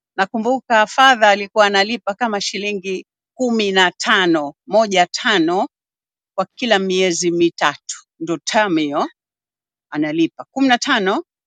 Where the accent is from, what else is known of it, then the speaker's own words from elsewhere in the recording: Zanzibar City, Zanzibar Urban/West, Tanzania; nimezaliwa Zanzibar Malindi mjini Magharibi